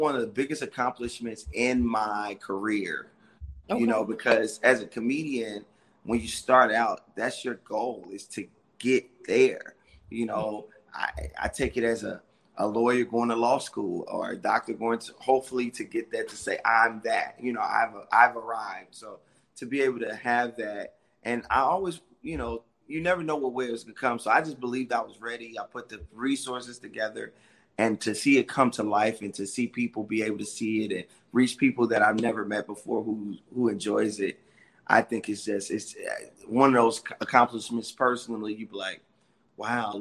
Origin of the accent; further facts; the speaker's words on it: Chicago, Illinois, United States; I'm from Chicago